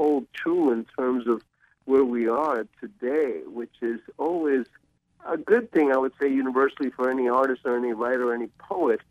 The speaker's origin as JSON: {"language": "English", "town": "New York City", "region": "New York", "country": "United States", "tie": "born or raised there", "also_born_or_lived": "Ecuador / Jersey City", "moved": "as an adult", "lives_now": "New Orleans, United States", "said": "I grew up in New York City and in Jersey City"}